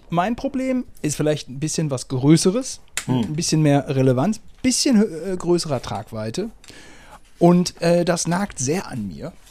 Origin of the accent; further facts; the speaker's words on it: Germany; Ich als Deutscher habe hier so ein kaputtes Netz, wo ich mich mit verletze.